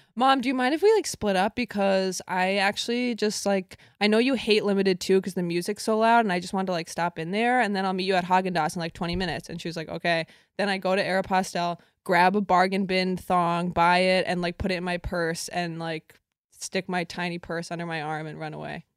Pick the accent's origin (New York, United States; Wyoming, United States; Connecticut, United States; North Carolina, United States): Connecticut, United States; I grew up in Connecticut